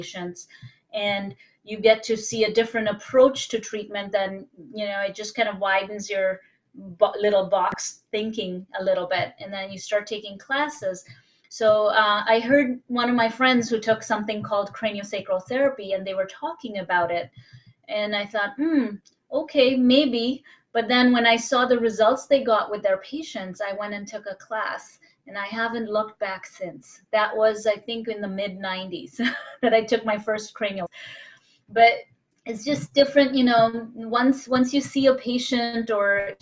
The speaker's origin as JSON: {"language": "English", "country": "India", "also_born_or_lived": "Bombay", "moved": "yes", "said": "I'm originally from India"}